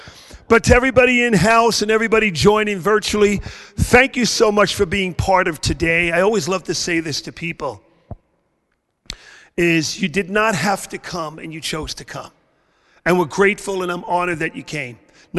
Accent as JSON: {"language": "English", "town": "New York City", "region": "New York", "country": "United States", "tie": "born or raised there", "also_born_or_lived": "Tulsa, Oklahoma", "moved": "as an adult", "lives_now": "Florida, United States", "said": "I grew up in Brooklyn, New York. I was a Boston Red Sox fan in Brooklyn, New York."}